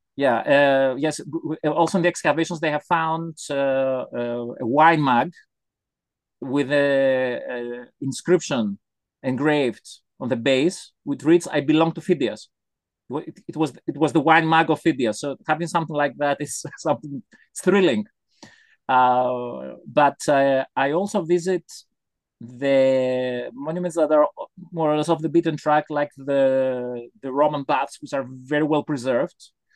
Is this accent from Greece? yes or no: yes; Athens, Attica, Greece; I was born in Athens, and history and archaeology are everywhere in the city